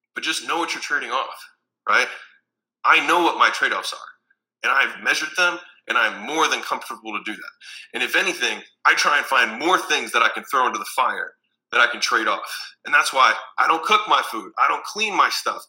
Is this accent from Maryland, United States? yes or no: yes; Baltimore, Maryland, United States; moved away as an adult; also born or lived in Huntington Beach, California; I'm from Baltimore, Maryland